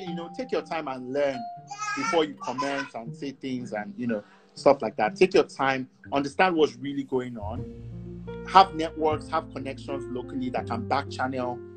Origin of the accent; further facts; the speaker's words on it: Nigeria; moved away; also born or lived in Canada; I would still just only have a Nigerian passport